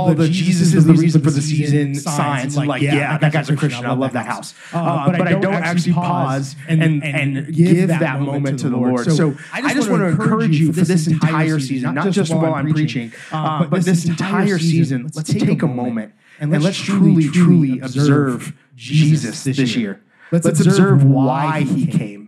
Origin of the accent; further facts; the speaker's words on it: Seattle, Washington, United States; now in Arizona, United States; I'm from Seattle